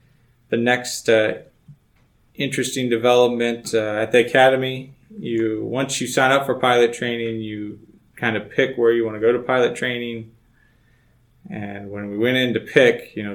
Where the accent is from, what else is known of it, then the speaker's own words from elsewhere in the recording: North Georgia, United States; moved away as an adult; I grew up in North Georgia